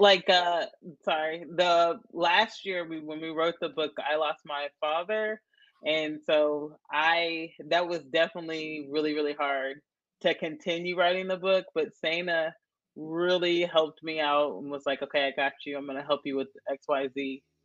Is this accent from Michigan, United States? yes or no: no; Nashville, Tennessee, United States; also born or lived in Chattanooga, Tennessee / Johnson City, Tennessee; I'm from Tennessee. My um I was born and raised in Nashville.